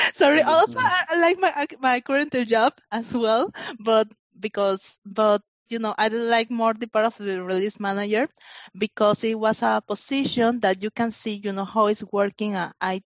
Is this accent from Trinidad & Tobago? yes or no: no; Panama; moved away; I grew up in Panama. So I finished my high school in Panama.